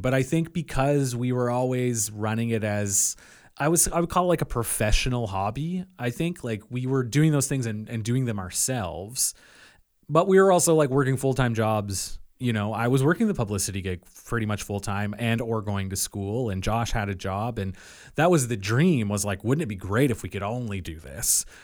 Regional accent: Yarmouth County, Nova Scotia, Canada; also born or lived in Belleville / Halifax; I grew up for the most of my life here in Yarmouth County on Tourette's Island.

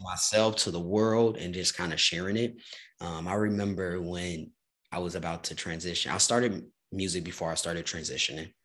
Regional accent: Chicago, Illinois, United States; now in Lawrence, United States; I'm from Chicago, Illinois originally. So mm. Midwest is home

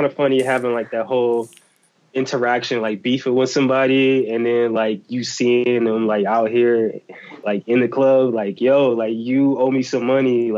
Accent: United States; accent: American; as soon as I would open my mouth and they would hear my accent, they'd be like, oh, he's American

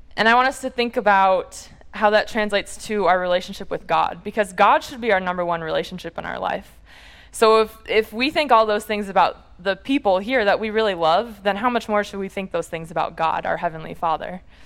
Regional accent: Munster, Indiana, United States; I'm from the Chicago area originally and from a small town called Munster in northwest Indiana

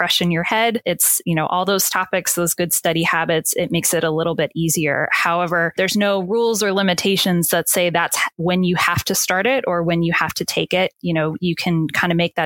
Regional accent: Maryland, United States; my home state, Maryland

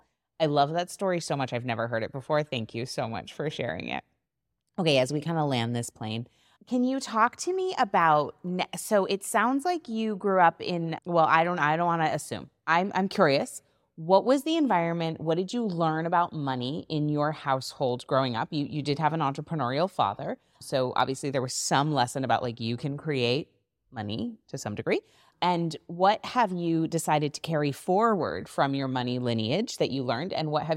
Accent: New England, United States; And we're from New England.

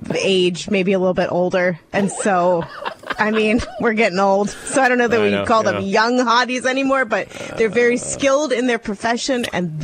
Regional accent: Northeast Ohio, United States; moved away as an adult; I grew up in Northeast Ohio, about 2.5 hours from my dentist.

